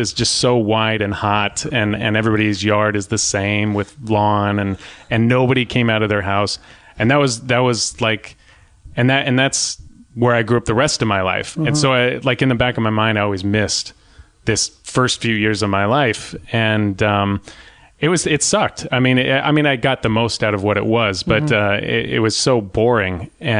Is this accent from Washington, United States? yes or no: no; Orange, California, United States; where I grew up in Orange, I grew up in West Orange for a little while, sort of near the Circle.